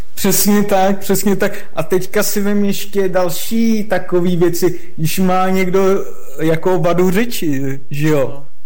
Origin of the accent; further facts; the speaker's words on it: Moravia, Czechia; já jsem Moravák